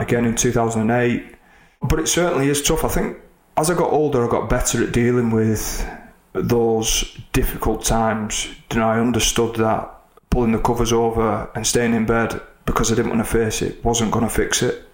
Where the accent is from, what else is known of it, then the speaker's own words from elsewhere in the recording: Oldham, North West England, United Kingdom; Oldham, my hometown.